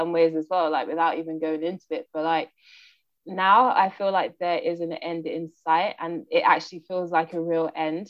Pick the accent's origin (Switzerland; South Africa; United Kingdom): United Kingdom; London; first language English; moved away as an adult; also born or lived in Portsmouth / Brighton / Sweden; I was born and raised in Brixton